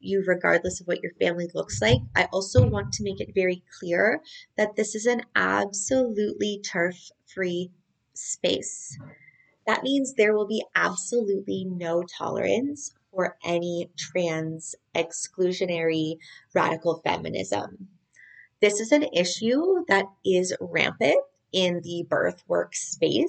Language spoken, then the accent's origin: English; Canada; geographically, I'm Canadian